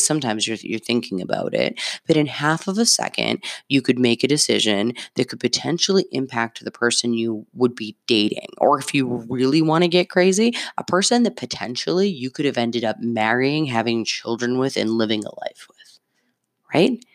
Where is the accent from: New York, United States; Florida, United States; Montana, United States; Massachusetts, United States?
Massachusetts, United States; Medford; I have a zip code of the city I grew up in. Shout out Medford.